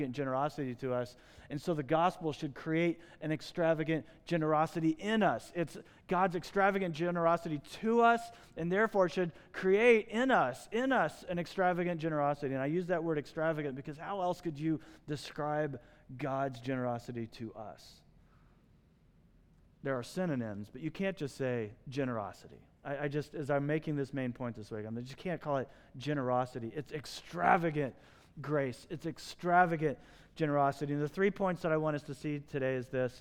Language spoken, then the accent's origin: English; United States; I was born in the United States